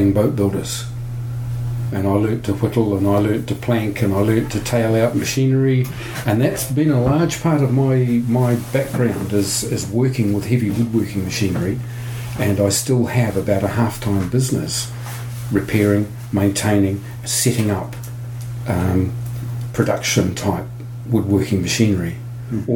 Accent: Taumarunui, Manawatū-Whanganui, New Zealand; I grew up in New Zealand. I was born in the central North Island town of Tamaranui

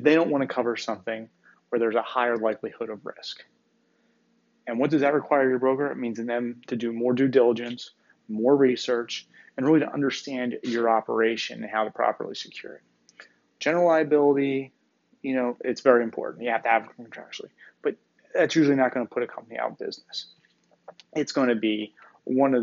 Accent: Northeast, United States; I'm from the Northeast here

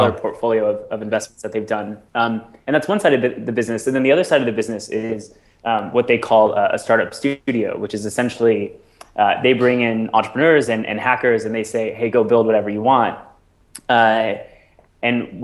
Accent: Seattle, Washington, United States; moved away as an adult; also born or lived in Bellingham, Washington; now in New York City, United States; I grew up in the Seattle area

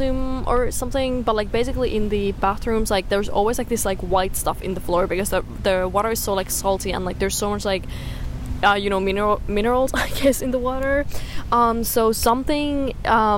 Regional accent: Finland; where I'm from Finland, like, the summer in my country is so short

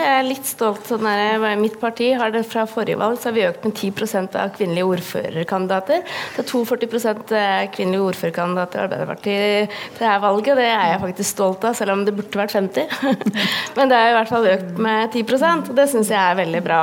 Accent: Mjøndalen, Buskerud, Norway; Jeg er jo da fra Mjøndalen

